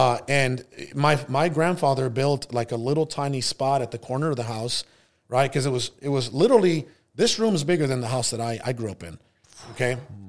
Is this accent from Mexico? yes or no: yes; Hermosillo, Sonora, Mexico; born there; I was actually born in Mexico. I was born in Hermosillo, Sonora, which is the capital of a northern state in Mexico, Sonora.